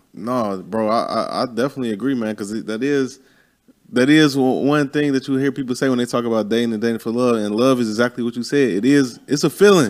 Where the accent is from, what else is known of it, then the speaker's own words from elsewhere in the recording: Chicago, Illinois, United States; moved away; I'm from Chicago.